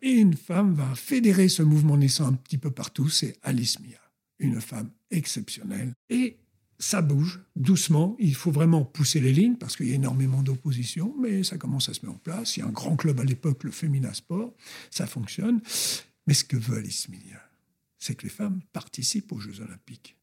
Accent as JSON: {"language": "French", "town": "Colombes", "region": "Île-de-France", "country": "France", "tie": "born or raised there", "also_born_or_lived": "Brittany", "said": "je suis d'origine bretonne et je suis né à Colombes, rue François Faber"}